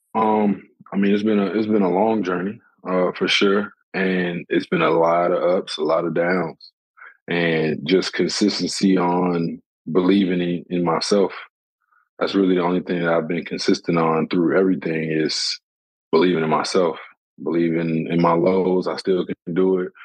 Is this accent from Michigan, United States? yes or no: yes; Flint, Michigan, United States; I'm from Flint